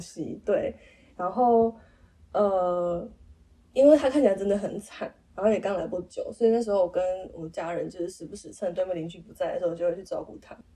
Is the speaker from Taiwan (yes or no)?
yes; Nantou County, Taiwan; 我们老家住在那个三合院，南投的三合院